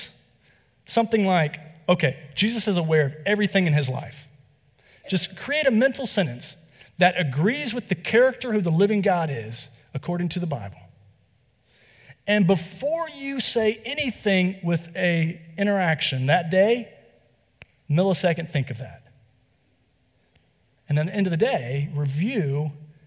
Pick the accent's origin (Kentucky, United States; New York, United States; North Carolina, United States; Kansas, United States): North Carolina, United States; I'm from the South. I'm from here in North Carolina as well